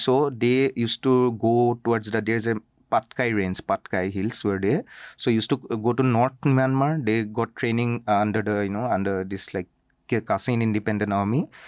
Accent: Assam, India; I'm from Assam

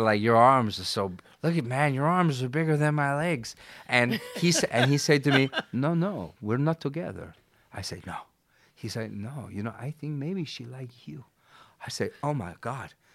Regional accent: Vancouver, British Columbia, Canada; also born or lived in Buenos Aires; I never left my hometown. I never left. I live in Vancouver

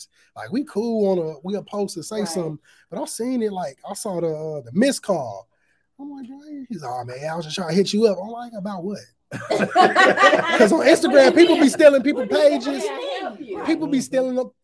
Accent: Aurora, Illinois, United States; I'm a hometown. Like, I'm always stick with my hometown teams. Shout out to my city, Aurora, Illinois

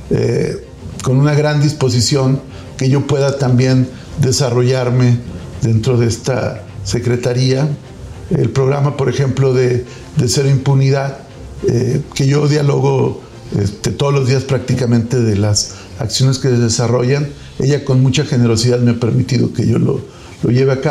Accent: Coahuila, Mexico; yo me siento orgullosamente coahuilense y tengo un cariño muy especial por Guerrero también.

